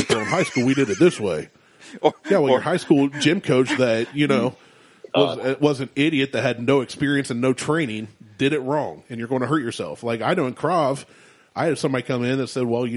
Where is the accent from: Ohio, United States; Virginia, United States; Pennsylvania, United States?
Ohio, United States; Columbus; I was born in Columbus